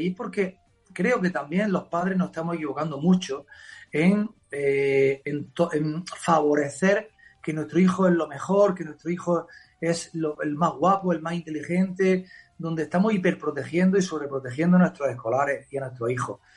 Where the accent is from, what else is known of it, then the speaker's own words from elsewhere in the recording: Almería, Andalusia, Spain; also born or lived in Madrid; ya hice las oposiciones de secundaria en Andalucía, en mi tierra, eh, la probé en Huelva, me vine a Almería, a mi ciudad